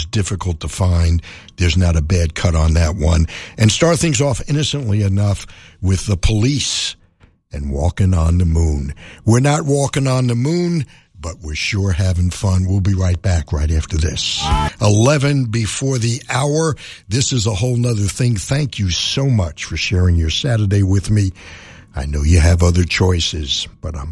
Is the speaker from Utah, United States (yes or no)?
no; New York City, New York, United States; moved away as an adult; also born or lived in Miami Beach, Florida; now in Southern California, United States; growing up in New York City